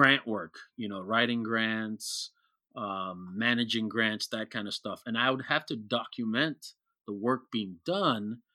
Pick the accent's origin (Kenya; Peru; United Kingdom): Kenya; growing up in Kenya with the West African mm-hmm. community